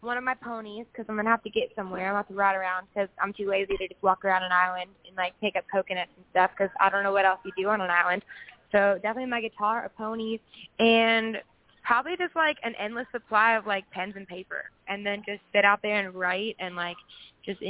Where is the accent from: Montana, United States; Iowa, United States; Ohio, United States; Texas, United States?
Iowa, United States; I'm from Iowa.